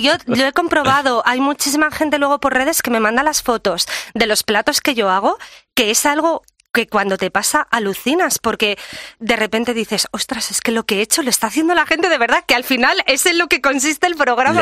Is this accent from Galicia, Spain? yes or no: no; Menorca, Balearic Islands, Spain; mi tierra, que es Menorca